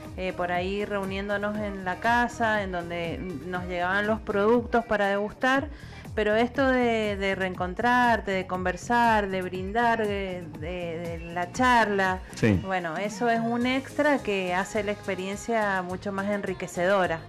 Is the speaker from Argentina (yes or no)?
yes; Mendoza, Argentina; como mendocina